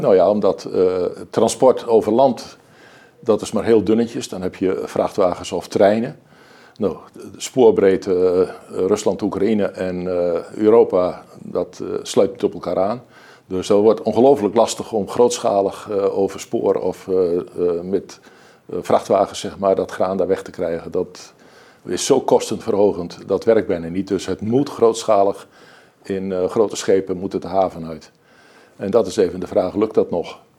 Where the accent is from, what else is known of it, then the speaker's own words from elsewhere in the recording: Emmeloord, Flevoland, Netherlands; Emmeloord, waar ik vandaan kom